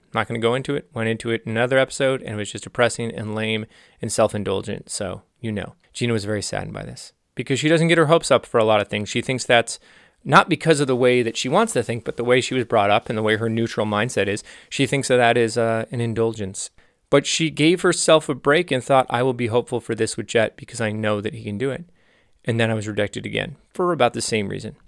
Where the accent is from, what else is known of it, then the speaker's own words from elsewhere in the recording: Los Angeles, California, United States; also born or lived in Santa Cruz; I was from the San Fernando Valley, L A, and I was in Santa Cruz